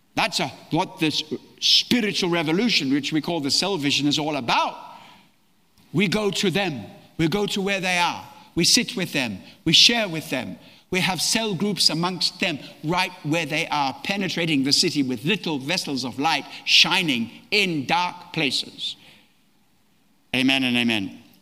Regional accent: Australia; also born or lived in East Africa; now in London, United Kingdom; I was born in East Africa, brought up in Australia, lived residentially in London, but traveled the world

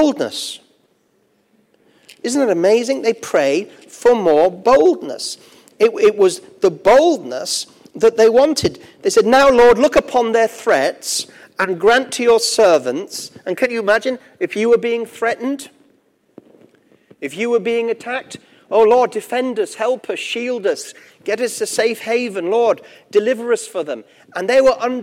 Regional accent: Gateshead, North East England, United Kingdom; accent: Geordie; also born or lived in Durham; I was born in Gateshead myself. I'm a Geordie

